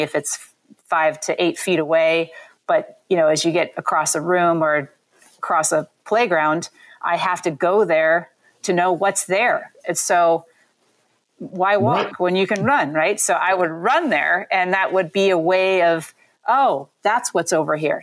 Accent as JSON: {"language": "English", "region": "Southern California", "country": "United States", "tie": "born or raised there", "said": "So I grew up in Southern California"}